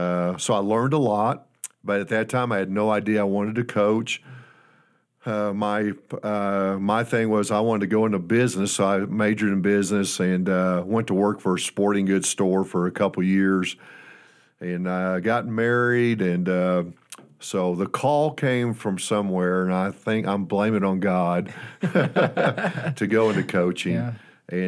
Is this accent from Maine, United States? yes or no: no; Fort Wayne, Indiana, United States; moved away; But I grew up in Indiana, a basketball state, and I fell in love with the game, Kate. I think I was in about the sixth grade, and I'm from Fort Wayne, Indiana, which is a 10 high school type size town.